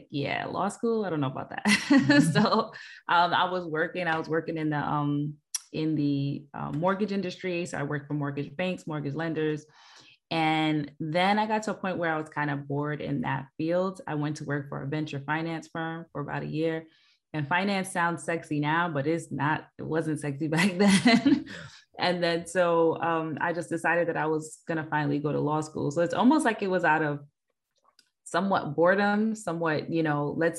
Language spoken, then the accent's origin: English; New York City, New York, United States; I hail from Queens